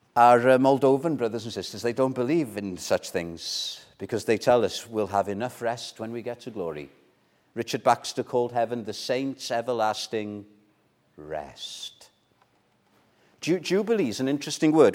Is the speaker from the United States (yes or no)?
no; Wales, United Kingdom; first language Welsh; English is a second language; Welsh, my mother tongue